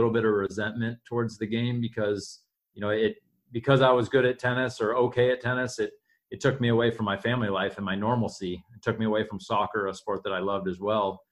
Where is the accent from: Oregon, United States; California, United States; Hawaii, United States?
Oregon, United States; Portland; I grew up out in Portland, Oregon